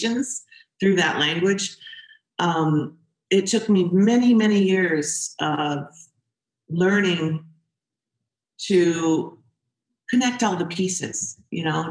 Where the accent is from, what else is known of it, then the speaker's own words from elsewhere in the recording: St. Petersburg, Florida, United States; moved away as an adult; now in Minnesota, United States; I grew up in Florida.